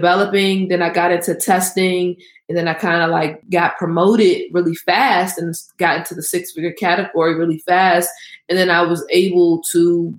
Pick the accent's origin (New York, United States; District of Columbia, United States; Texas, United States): District of Columbia, United States; Washington; I am from the Washington, D.C. area.